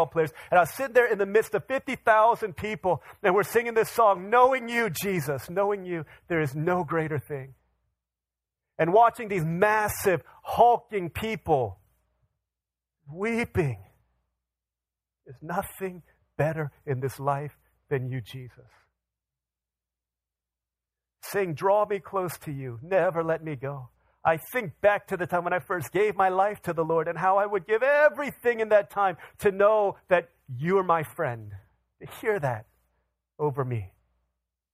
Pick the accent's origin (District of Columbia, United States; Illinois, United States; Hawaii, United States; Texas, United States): District of Columbia, United States; Washington; I grew up in the Washington, D.C. area.